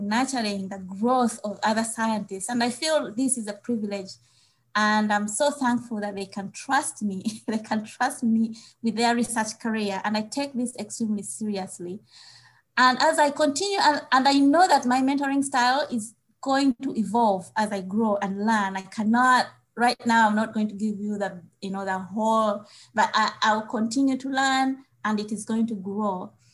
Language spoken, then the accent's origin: English; Uganda; moved away as an adult; now in United States; growing up in Uganda